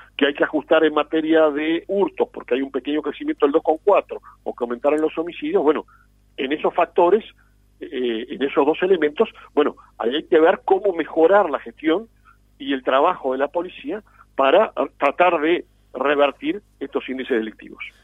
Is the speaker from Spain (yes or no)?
no; Uruguay